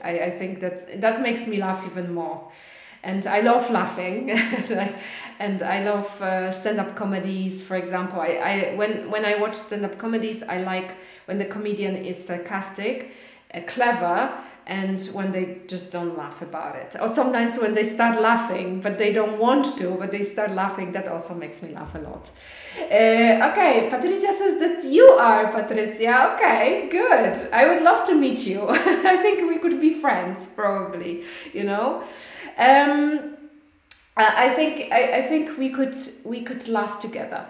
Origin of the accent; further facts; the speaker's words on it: Poland; English is a second language; moved away; I miss the Baltic Sea too because I'm from Weber